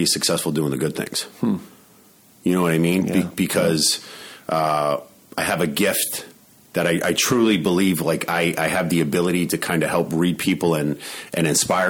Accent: Allentown, Pennsylvania, United States; moved away as an adult; also born or lived in Florida; when I moved to Florida, I was moving away from Allentown

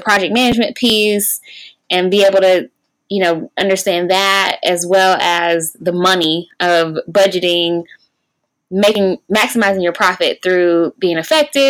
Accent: Raleigh, North Carolina, United States; also born or lived in Atlanta, Georgia; I was actually born and raised in Raleigh

